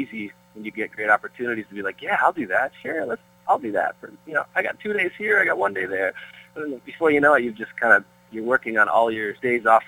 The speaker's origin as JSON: {"language": "English", "town": "Peterborough", "region": "Ontario", "country": "Canada", "tie": "born or raised there", "moved": "as an adult", "lives_now": "Brentwood, United States", "said": "growing up in Peterborough and, you know, being Canadian"}